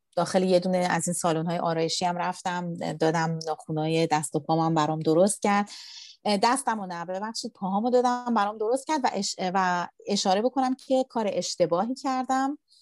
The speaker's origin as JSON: {"language": "Persian", "country": "Iran", "said": "من ایرانی هستم"}